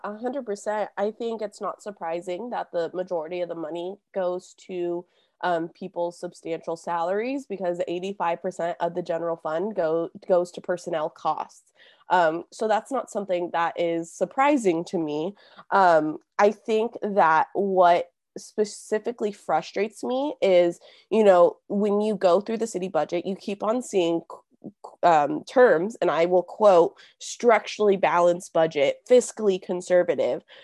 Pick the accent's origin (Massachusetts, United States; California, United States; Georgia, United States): California, United States; Simi Valley; also born or lived in Santa Barbara; I was born and raised in Simi Valley for eighteen years